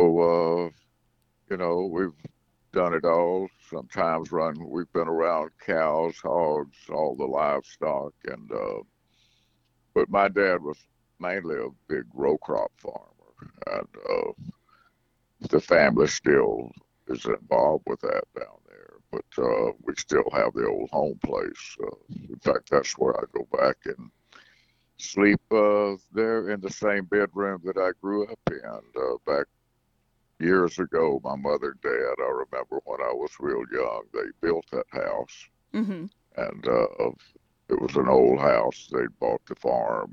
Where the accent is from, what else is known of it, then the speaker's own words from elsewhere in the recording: Brewton, Alabama, United States; I grew up out in the country there, and we lived about 6 miles south of Brewton and right on the Alabama-Florida state lines where I was born and raised